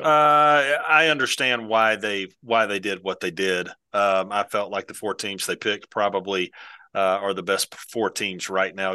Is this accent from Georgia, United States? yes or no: yes; Valdosta, Georgia, United States; moved away; I'm originally from South Georgia. I, my dad coached at Valdosta High School for thirty-five years.